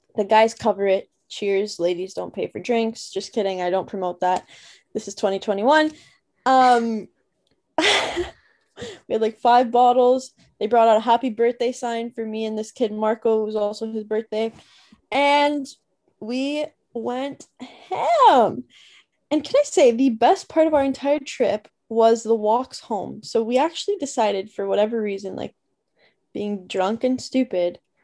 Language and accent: English; Toronto, Ontario, Canada